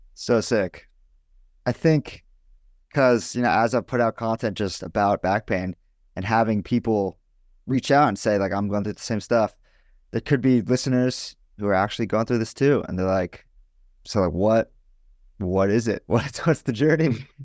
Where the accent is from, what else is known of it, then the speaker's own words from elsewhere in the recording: Los Angeles, California, United States; I'm from Los Angeles